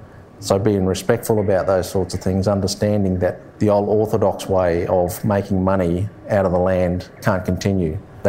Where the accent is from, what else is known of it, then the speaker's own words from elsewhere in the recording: Katherine, Northern Territory, Australia; moved away as an adult; also born or lived in Darwin / southern Victoria; I hail from and I grew up in a little town in the Northern Territory called Katherine. That is the lands and waters of my mother's people. That's the Dagaman people. And we've also got a connection to Moa Island in the Torres Strait through my father as well.